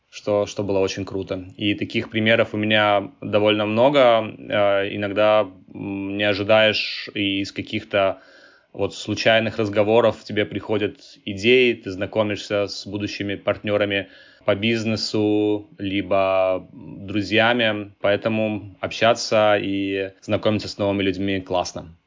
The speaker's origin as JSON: {"language": "Russian", "town": "Tbilisi", "country": "Georgia", "tie": "born or raised there", "moved": "as an adult", "lives_now": "Silicon Valley, United States", "said": "я родился и вырос э, в Грузии, жил в Тбилиси"}